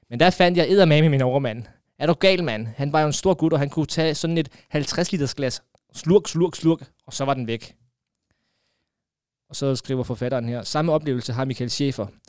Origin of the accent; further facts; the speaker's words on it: Southern Denmark, Denmark; Vokset op på Sydfyn med en færøsk mor og en far fra Hjortekær